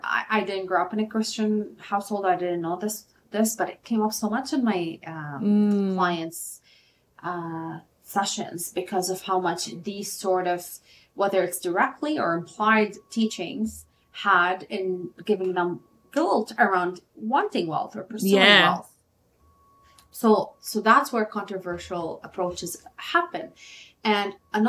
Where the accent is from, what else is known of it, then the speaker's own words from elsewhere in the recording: Lebanon; I'm from Lebanon. We struggled a lot with war